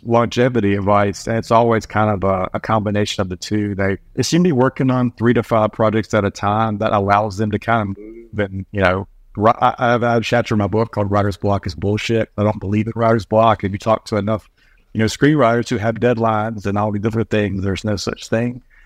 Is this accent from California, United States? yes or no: no; North Carolina, United States; moved away; also born or lived in Oregon / Los Angeles; I'm from North Carolina